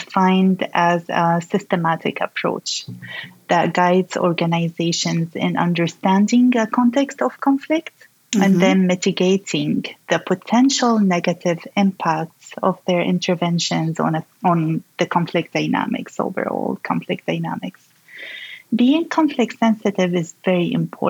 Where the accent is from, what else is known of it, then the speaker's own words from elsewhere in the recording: Syria; my home country, Syria